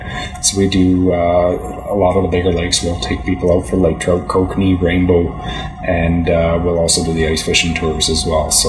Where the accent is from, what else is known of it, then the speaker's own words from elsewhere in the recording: Chilliwack, British Columbia, Canada; I grew up in Chilliwack, actually. I was a farmer by trade down there.